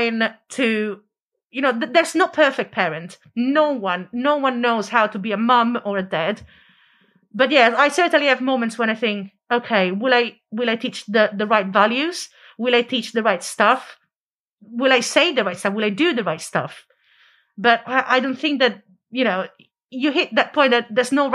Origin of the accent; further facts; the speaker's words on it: Italy; now in London, United Kingdom; I used to live in Italy. I grew up in Italy and I moved here.